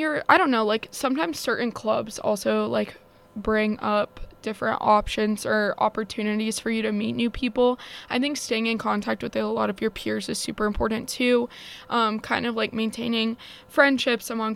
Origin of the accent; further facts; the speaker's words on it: Florida, United States; moved away as an adult; now in Evanston, United States; I'm from Florida